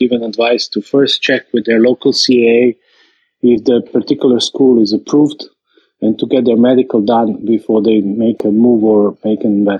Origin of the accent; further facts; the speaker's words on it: Croatia; English is a second language; I'm coming from Croatia and currently I'm flying.